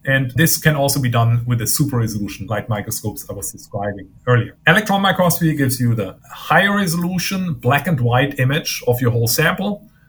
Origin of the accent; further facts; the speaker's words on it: Germany; moved away as an adult; also born or lived in Maine, United States; now in United States; I grew up in Germany uh, got my physics degree in Germany